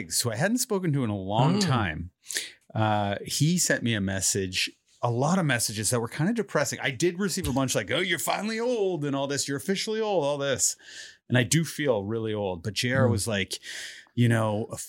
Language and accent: English; Toronto, Ontario, Canada; I'm from Canada. We just landed. And I'm from Toronto, where it's very eclectic mix of people and everything